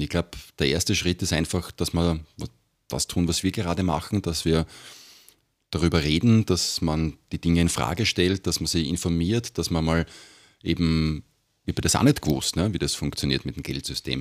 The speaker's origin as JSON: {"language": "German", "region": "Vienna", "country": "Austria", "said": "bei uns in Wien"}